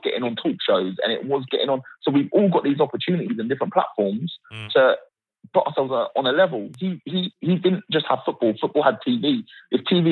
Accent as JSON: {"language": "English", "country": "United Kingdom", "said": "I'm British through and through"}